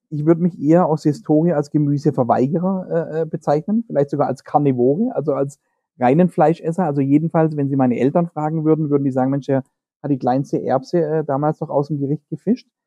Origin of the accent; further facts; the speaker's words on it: Baden-Württemberg, Germany; das man äh, unschwer an meinem Ak Akzent zu erkennen in Baden-Württemberg findet.